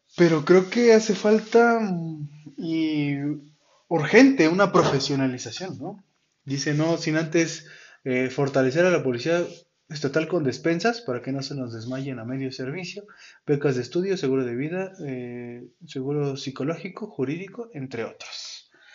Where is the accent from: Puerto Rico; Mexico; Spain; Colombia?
Mexico; ese derecho que tenemos como ciudadanos mexicanos